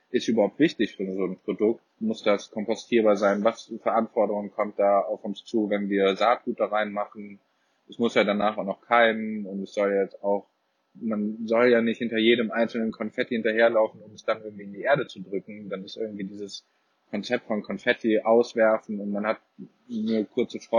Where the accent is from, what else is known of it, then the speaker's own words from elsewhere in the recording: Cologne, North Rhine-Westphalia, Germany; ich komme ursprünglich aus Köln, wie auch der Chris, der auch Mitgründer ist.